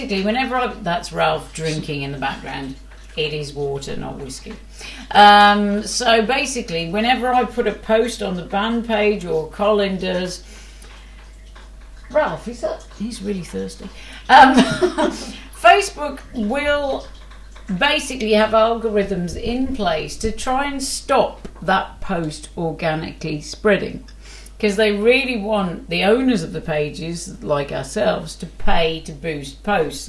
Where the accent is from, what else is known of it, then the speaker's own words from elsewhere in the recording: Wolverhampton, West Midlands, United Kingdom; I'm from Wolverhampton